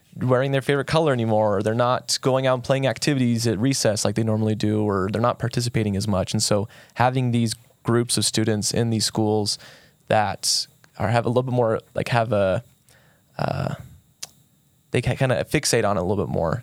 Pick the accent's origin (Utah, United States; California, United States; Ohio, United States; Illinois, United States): Utah, United States; St. George; I was born and raised here in Saint George